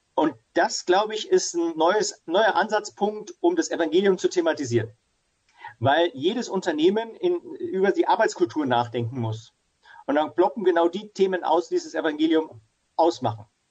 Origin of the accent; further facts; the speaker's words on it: Ingolstadt, Bavaria, Germany; Also ich bin hier in Ingolstadt äh, groß geworden, wo ich auch wieder sitze und lebe mit Familie